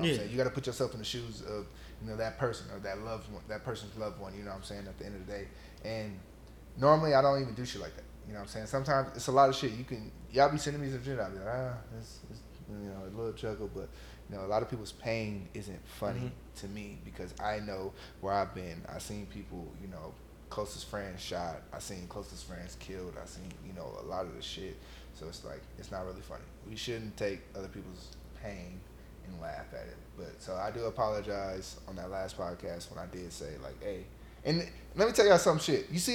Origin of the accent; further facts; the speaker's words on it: West Coast, United States; I'm from the West Coast